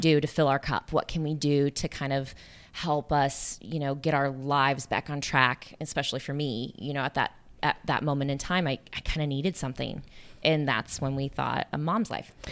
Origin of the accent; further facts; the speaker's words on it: small town Iowa, United States; moved away; I'm from Iowa